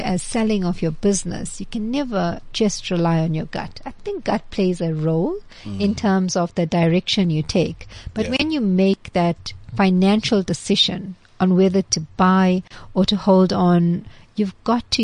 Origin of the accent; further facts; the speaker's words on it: Chatsworth, KwaZulu-Natal, South Africa; So I grew up in Chatsworth